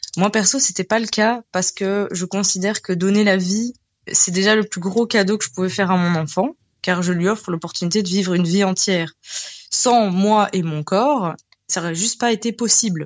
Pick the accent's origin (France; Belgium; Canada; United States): Belgium; nous sommes belges avec mon conjoint